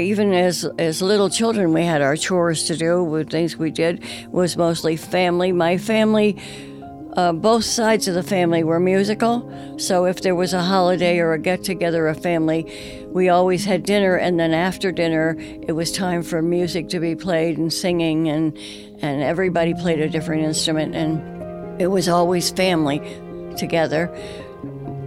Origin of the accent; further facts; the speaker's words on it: Ashland, New York, United States; I'm from Ashland, New York, and I've lived here all my life